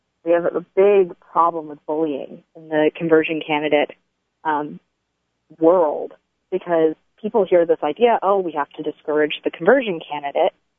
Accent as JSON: {"language": "English", "region": "Tennessee", "country": "United States", "tie": "born or raised there", "said": "I was born and raised in Tennessee in an atheist family."}